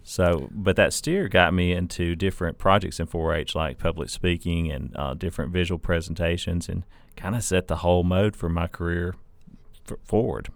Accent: North Alabama, United States; now in Mississippi, United States; grew up as a four H-er in a, a small town in North Alabama

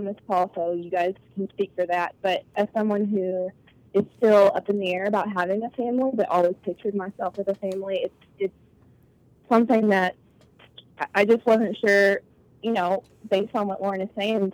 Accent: Kentucky, United States; now in Murfreesboro, United States; I am originally from Kentucky

